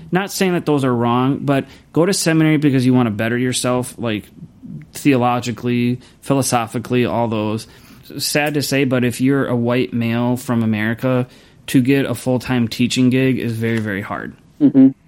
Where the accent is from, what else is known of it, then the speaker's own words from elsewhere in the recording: Louisville, Kentucky, United States; moved away; also born or lived in Kansas; I'm actually from Kentucky. I was born and raised right outside of Louisville.